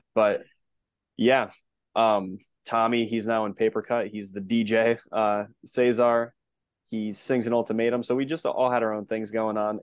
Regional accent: Connecticut, United States; born and raised in Connecticut.

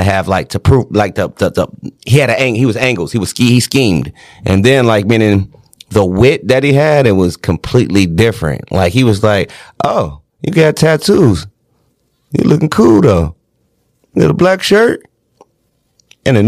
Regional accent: Detroit, Michigan, United States; I'm from Detroit

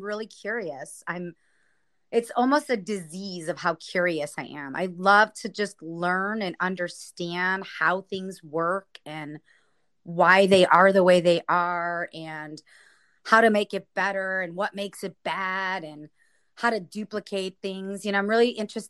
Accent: Cleveland, Ohio, United States; moved away as an adult; now in San Diego, United States; I'm originally from Cleveland, Ohio

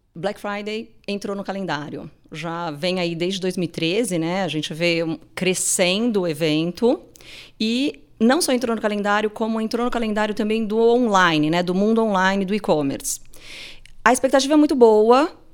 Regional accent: Brazil; a gente, como brasileiro

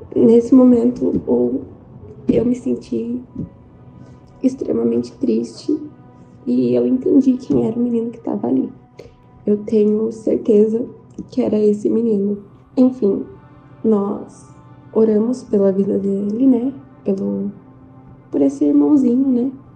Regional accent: interior of São Paulo, Brazil; eu sou do interior de São Paulo

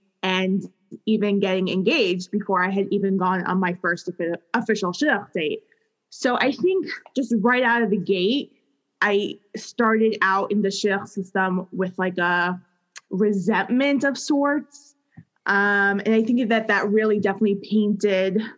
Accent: New York City, New York, United States; I grew up in Queens, New York

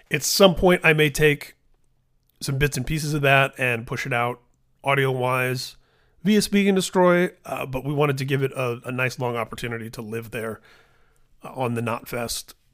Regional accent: Midwest, United States; But you know, Corey and I were born the same year. We're both from the Midwest and we have so many of the same cultural reference points.

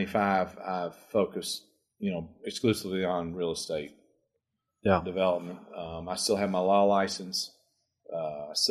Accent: Lexington, Kentucky, United States; also born or lived in Pennsylvania / Stanford, California; I was born and raised here in Lexington.

